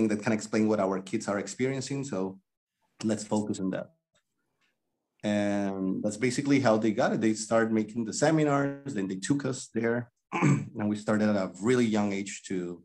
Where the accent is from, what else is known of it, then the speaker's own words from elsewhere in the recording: Cali, Valle del Cauca, Colombia; moved away as an adult; now in Vietnam; I am from Cali, Colombia. Cali